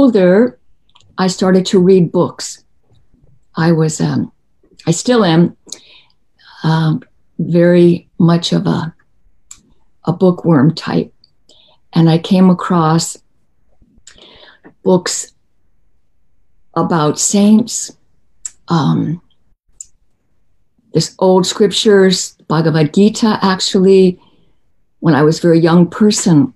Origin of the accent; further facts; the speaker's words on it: Washington, District of Columbia, United States; I was born in Washington, D.C. Yeah, on July 4th